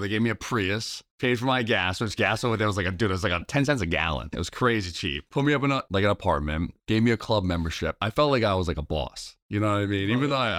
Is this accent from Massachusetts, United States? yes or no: yes; Massachusetts, United States; I'm a Mass guy. I grew up in Mass. I was a basketball dude forever.